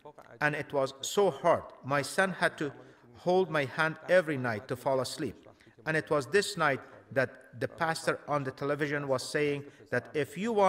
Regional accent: Iran; moved away; my home country, Iran

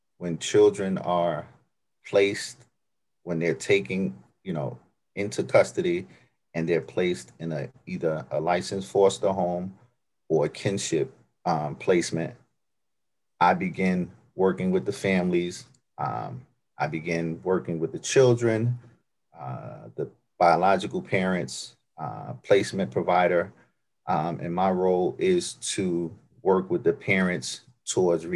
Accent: New York City, New York, United States; moved away; I grew up in New York, Brooklyn, New York

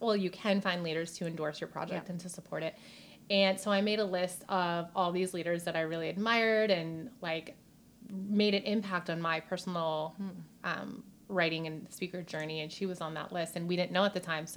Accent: New York, United States; accent: New York; moved away as an adult; also born or lived in Hollywood; my New York accent

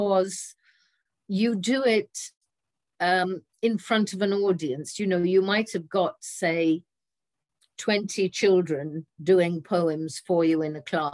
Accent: Swansea, Wales, United Kingdom; accent: Welsh; I come from Swansea, which is the birthplace of Dylan Thomas, who I believe is one of the greatest of the 20th century poets writing in English. And living in Swansea and growing up in Swansea

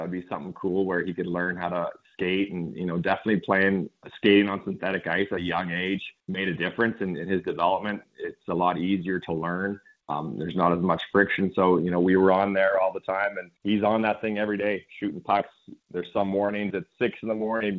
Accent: Saskatchewan, Canada; moved away as an adult; now in Texas, United States; I grew up in Saskatchewan.

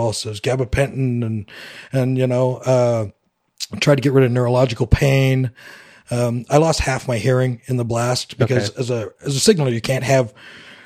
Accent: West Coast of Canada, Vancouver Island, British Columbia, Canada; moved away as an adult; we moved out to the West Coast where I grew up in Canada and to Vancouver Island

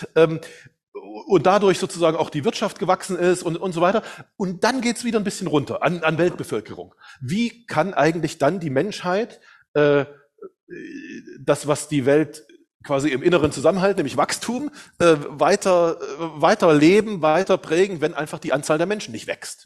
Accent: eastern Germany, Germany; also ich komme aus Deutschland, aus dem Osten Deutschlands und dann gab es die Wende. Zur Wende war ich 16 Jahre alt

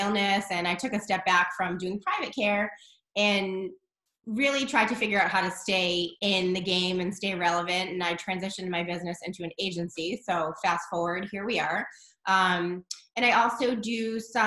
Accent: Boston, Massachusetts, United States; I'm from Boston, the Boston area.

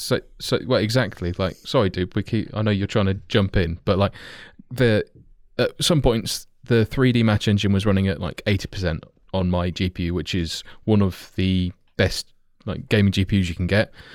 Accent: Kettering, East Midlands, United Kingdom; being fairly local myself, having been born there, like, my accent belies how I should say it

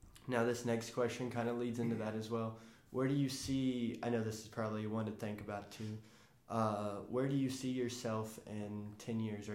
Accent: Memphis, Tennessee, United States; That's the only one that popped in my head since I'm from Memphis.

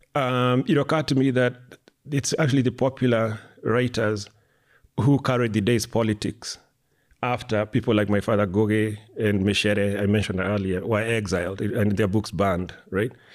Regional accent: Limuru, Kiambu County, Kenya; moved away as an adult; now in United States; I grew up in Kenya till I was 19

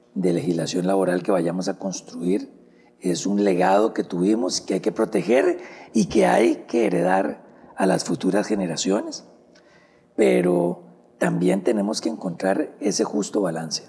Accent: Costa Rica

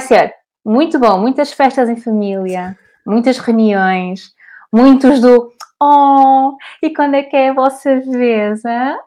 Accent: Porto, Norte, Portugal; Eu sou do Porto

